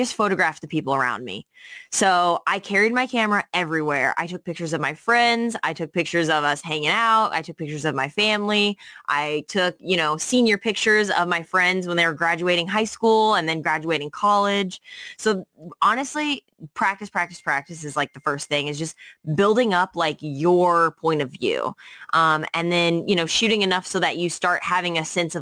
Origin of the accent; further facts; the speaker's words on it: St. Louis, Missouri, United States; moved away as an adult; now in New York City, United States; I came from St. Louis, Missouri, where I'm from